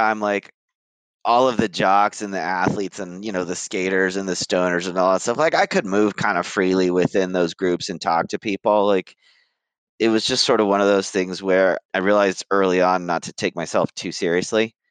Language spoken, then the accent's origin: English; Valencia, California, United States; born or raised there; moved away as an adult; now in Chicago, United States